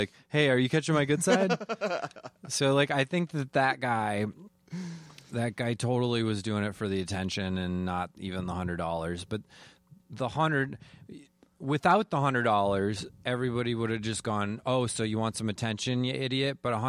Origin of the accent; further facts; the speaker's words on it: Wisconsin, United States; moved away as an adult; now in Minnesota, United States; I am a Wisconsinite.